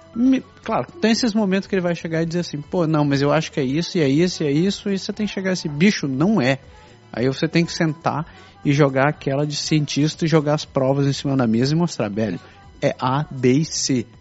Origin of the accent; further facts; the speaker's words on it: Brazil; moved away as an adult; now in Canada; com colegas com quem eu cresci no Brasil